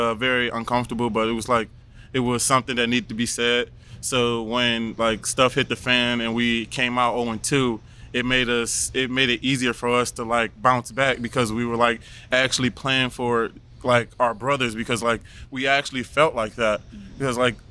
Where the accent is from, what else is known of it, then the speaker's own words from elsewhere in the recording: Michigan, United States; I'm from Michigan